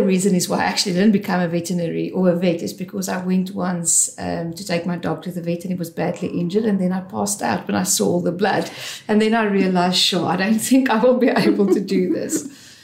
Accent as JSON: {"language": "English", "town": "Johannesburg", "region": "Gauteng", "country": "South Africa", "tie": "born or raised there", "also_born_or_lived": "Vereeniging / Pretoria / United Kingdom", "moved": "as an adult", "lives_now": "Cape Town, South Africa", "said": "I born and bred in Joburg"}